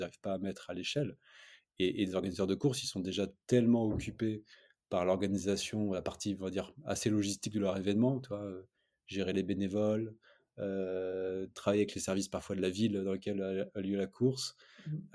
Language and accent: French; Lille, Hauts-de-France, France; on est Lillois